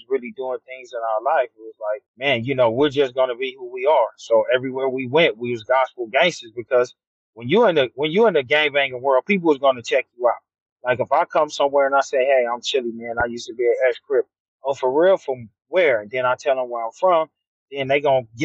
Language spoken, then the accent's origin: English; Los Angeles, California, United States; also born or lived in Ontario, California; I grew up in South Central, then I moved to Ontario, California.